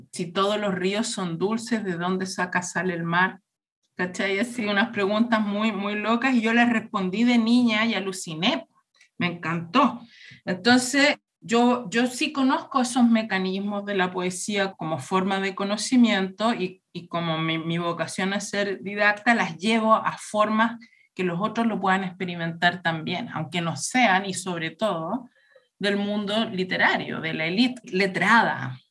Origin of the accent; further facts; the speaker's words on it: Chile; moved away as an adult; also born or lived in Berlin, Germany; yo pasé mi infancia en Chile, pero el, año 2000 me fui a vivir a Alemania, viví en Berlín por 10 años